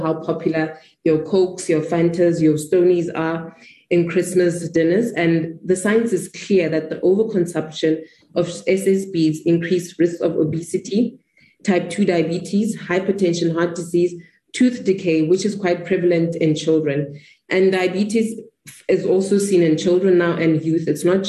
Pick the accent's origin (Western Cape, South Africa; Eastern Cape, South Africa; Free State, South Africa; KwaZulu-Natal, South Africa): Free State, South Africa; I hail from the Free State